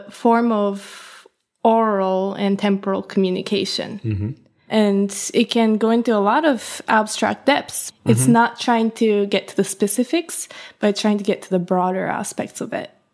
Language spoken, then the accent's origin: English; Hokkaido, Japan; now in New York City, United States; I was born and raised in Hokkaido, which is like the northern part of Japan.